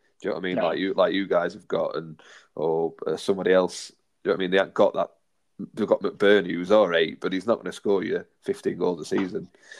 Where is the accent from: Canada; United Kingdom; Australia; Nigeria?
United Kingdom; England; even for me, even better being English